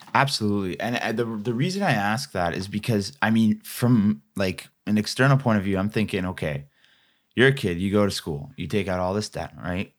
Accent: Ontario, Canada; I'm from Ontario

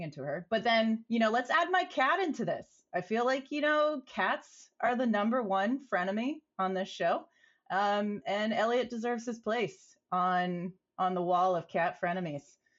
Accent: St. Petersburg, Florida, United States; I hail from Saint Petersburg

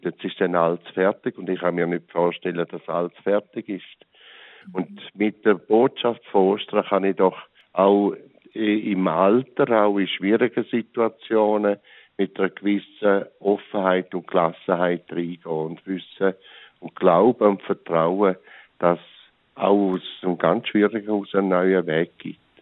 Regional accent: St. Gallen, Switzerland; ich bin auf dem Land aufgewachsen, im Rheintal.

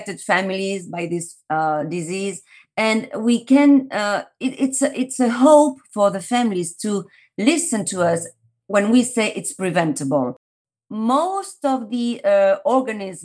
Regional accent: Paris, Île-de-France, France; now in Madrid, Spain; My story started in Paris. I was born in France.

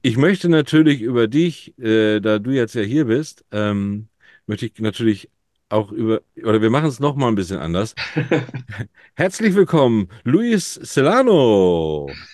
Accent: Hamburg, Germany; als Hamburger Jung bin ich froh

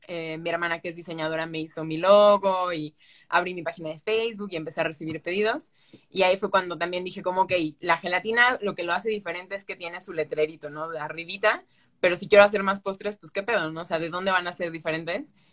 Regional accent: Boca del Río, Veracruz, Mexico; La verdad es que yo nunca salí de Veracruz en cuestión de ir a, o sea, Jalapa fui una vez, 20 minutos creo, y ya, pero no es como que conozca todo de Veracruz. Solo yo estuve en el puerto y ahí en Boca del Río y ese es, esa, es mi ranchito.

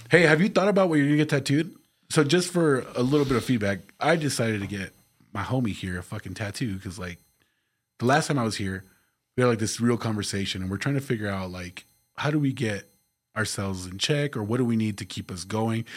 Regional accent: El Paso, Texas, United States; The Northeast

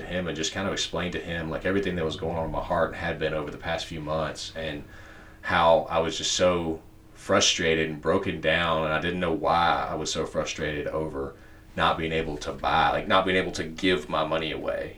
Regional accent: Spartanburg, South Carolina, United States; the church I grew up in here in Spartanburg

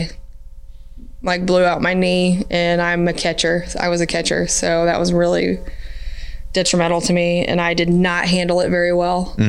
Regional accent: Gladstone, Missouri, United States; also born or lived in Smithville, Missouri / Riverside, Missouri; now in Raytown, United States; Kansas City, Missouri. I was born in Smithville, lived in Gladstone most of my life. Parents moved to Riverside in my middle school years

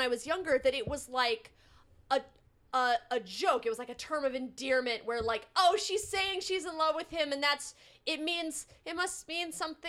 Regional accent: Utah, United States; moved away; I grew up in Utah

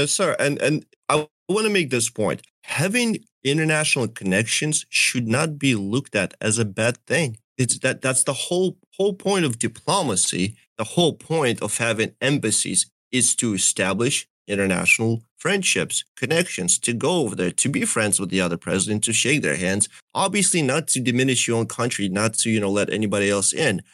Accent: Donetsk, Donetsk Oblast, Ukraine; also born or lived in Russia; now in United States; my family is from Donetsk. That's really where I come from.

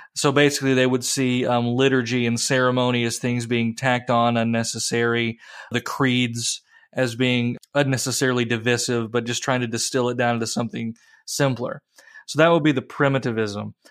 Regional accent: Appalachia, United States; growing up in Appalachia and stories from my grandmother

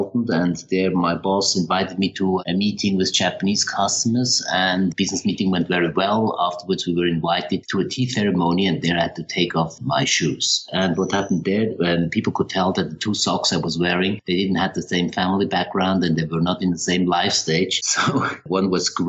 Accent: Switzerland; also born or lived in Paris, France / London, United Kingdom / Toronto, Canada / Zurich, Switzerland; I grew up in Switzerland

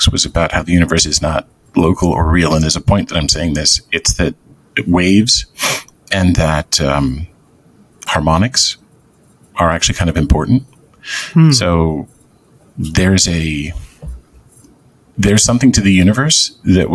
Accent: Canada; moved away; I grew up in Canada for the most part.

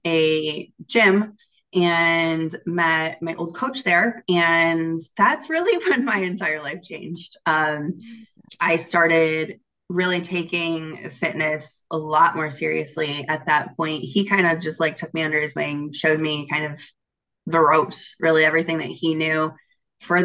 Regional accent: Michigan, United States; I was born and raised in Michigan, still here

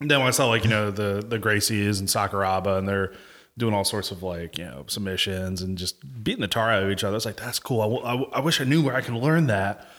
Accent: Fuquay-Varina, North Carolina, United States; moved away as an adult; also born or lived in Apex, North Carolina / Germany; now in Fayetteville, United States; I'm originally born in Apex, but I call Fuquay my home 'cause that's where I'm, you know, grew up the most

